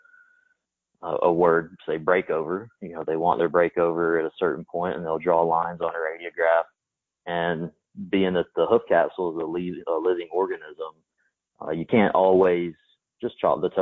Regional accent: East Texas, United States; I grew up in East Texas

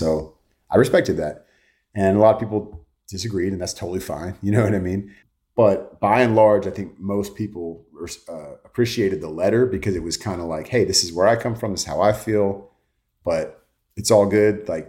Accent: California, United States; So I grew up in the Bay, so I'm a huge Niner fan.

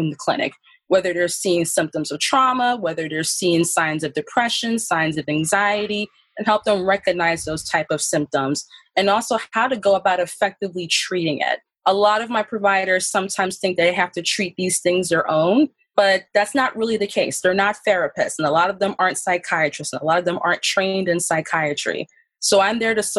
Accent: Philadelphia, Pennsylvania, United States; I was born and raised in North Philadelphia

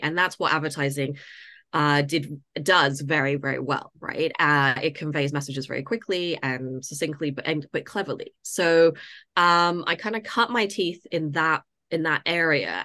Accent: Toronto, Ontario, Canada; moved away as an adult; also born or lived in United States; now in London, United Kingdom; I grew up in Canada.

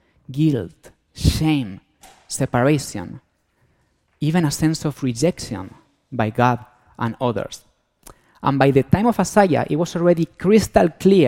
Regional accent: Spain; accent: Antonio Banderas accent; moved away; I'm from Spain, so that's why I have this Antonio Banderas accent

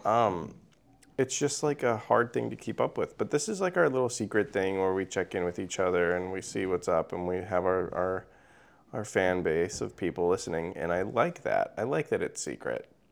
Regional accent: Missouri, United States; I'm a teenager from Missouri

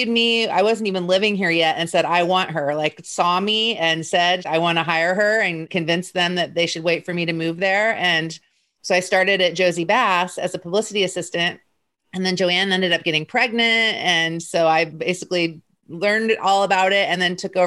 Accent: Indianapolis, Indiana, United States; I grew up in Indianapolis

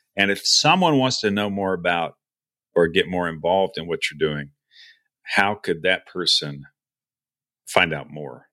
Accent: Texas, United States; moved away as an adult; I'm from, I was, you know, born and raised in Texas

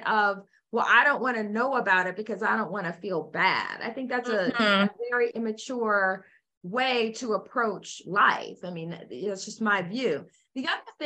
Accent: United States; I'm an American

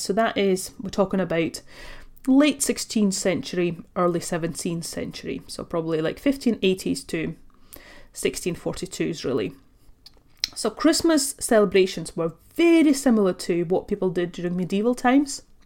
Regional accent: Latvia; now in United Kingdom; I was born and raised in Latvia. I come from a Russian family.

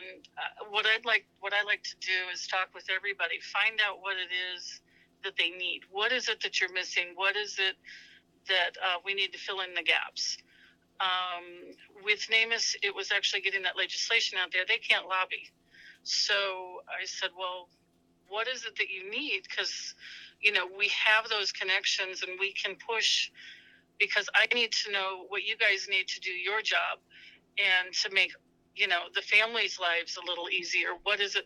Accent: Pennsylvania, United States; now in Binghamton, United States; Originally from Pennsylvania

